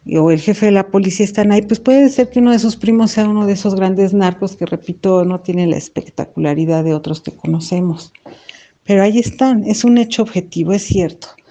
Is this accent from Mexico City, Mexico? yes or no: yes; Mexico City, Mexico; nosotros que somos acá de la Ciudad de México